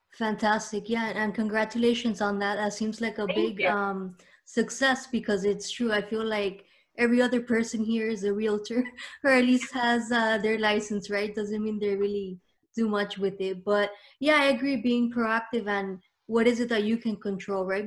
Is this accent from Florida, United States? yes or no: yes; Miami, Florida, United States; myself, I was born here